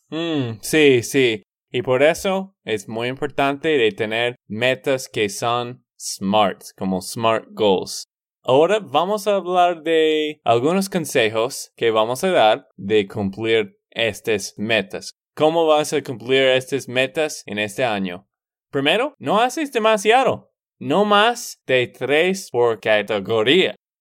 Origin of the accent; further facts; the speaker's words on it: Texas, United States; de Texas, Estados Unidos.